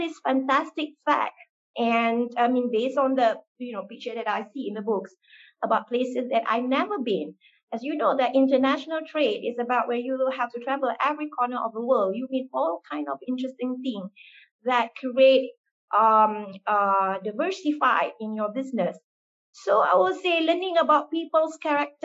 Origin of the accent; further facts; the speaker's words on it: Malaysia; I was born and raised in Malaysia